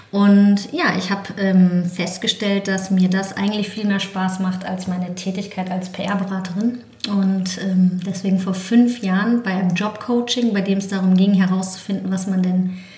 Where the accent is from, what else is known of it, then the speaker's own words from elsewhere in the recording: Heidelberg, Baden-Württemberg, Germany; moved away as an adult; now in Berlin, Germany; ich komme eigentlich aus Heidelberg, aus Süddeutschland und bin direkt nach dem Abitur nach Berlin gekommen